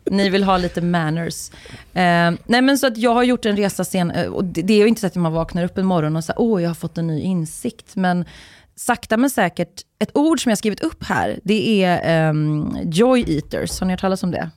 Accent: Uddevalla, Västra Götaland, Sweden; jag är ju från, jag är uppvuxen i Uddevalla

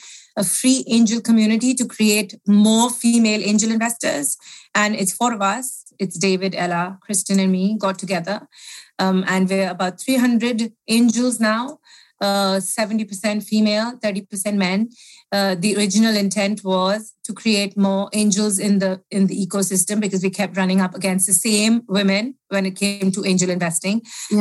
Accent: India; moved away as an adult; also born or lived in United States; now in United Kingdom; born in India, lived there for 18 years, went to university in the States

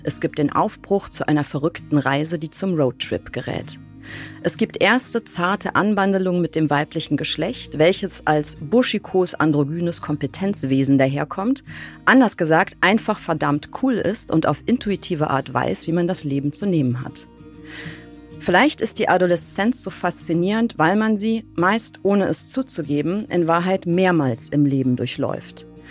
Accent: Bonn, North Rhine-Westphalia, Germany; in Bonn, was meine Heimatstadt ist.

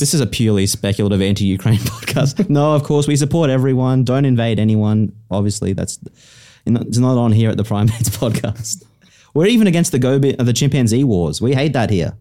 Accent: South East Queensland, Australia; I'm like from South East Queensland

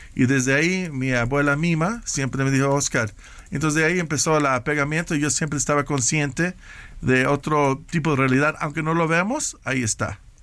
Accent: Mexico; moved away as an adult; de estar aquí de mi casa de nuevo en México

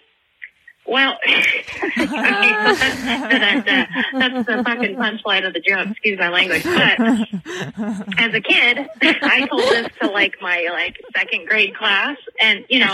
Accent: around Birdie, California, United States; I grew up around Birdie

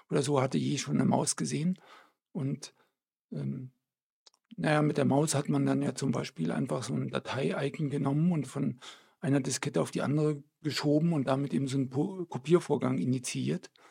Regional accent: Belgium; moved away as an adult; now in Erlangen, Germany; Belgien geboren. Meine Eltern sind gerade nach Belgien gezogen, kurz bevor ich geboren wurde. Und ähm, in Belgien ist es ein ganz üblicher Name.

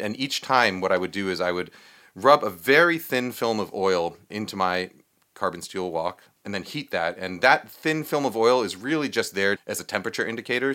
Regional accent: New York, United States; I grew up in New York

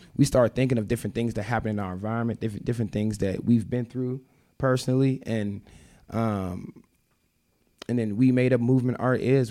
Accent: Memphis, Tennessee, United States; moved away as an adult; I moved from Memphis when I was nineteen

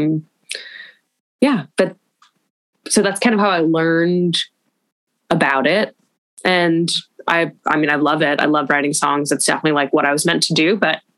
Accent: Los Angeles, California, United States; growing up in Los Angeles

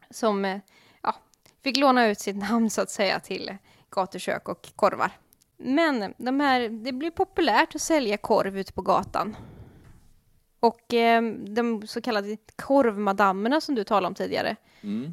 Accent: Gothenburg, Västra Götaland, Sweden; som göteborgare

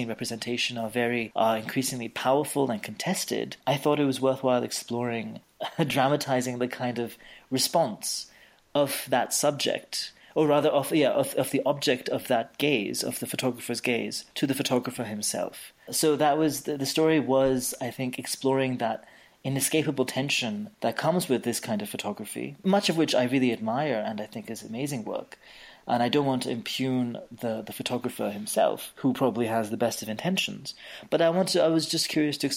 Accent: India; I'm Indian

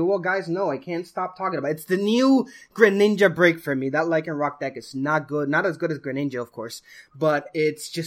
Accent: Puerto Rico; moved away; Puerto Rico, my homeland, my hometown

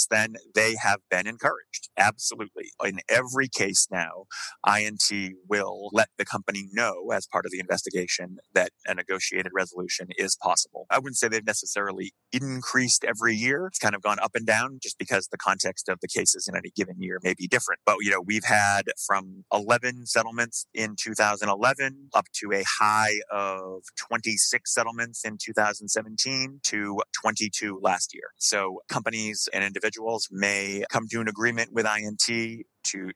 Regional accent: United States; as an American lawyer

